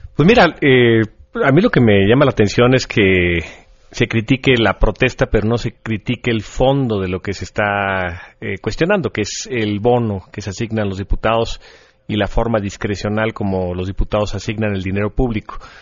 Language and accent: Spanish; Mexico; somos nosotros, los mexicanos